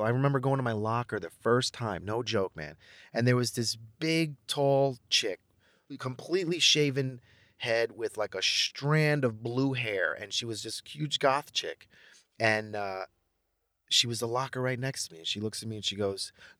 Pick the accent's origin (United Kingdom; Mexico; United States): Mexico; and then I was Mexican.